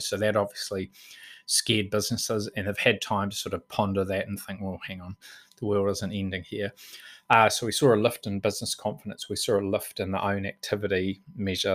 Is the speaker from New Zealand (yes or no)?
yes; Auckland, New Zealand; now in Bay of Plenty, New Zealand; I was born in Auckland and, um, went to primary school there